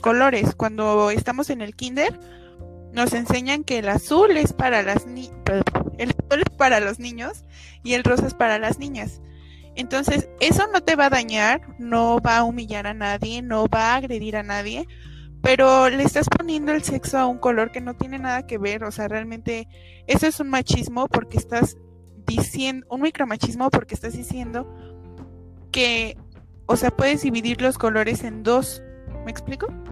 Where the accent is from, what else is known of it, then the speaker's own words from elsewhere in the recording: Mexico; Todos somos mexas